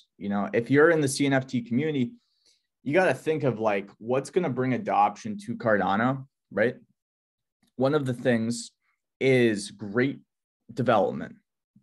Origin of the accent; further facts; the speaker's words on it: near Boston, Massachusetts, United States; I was born on the East Coast near Boston, Massachusetts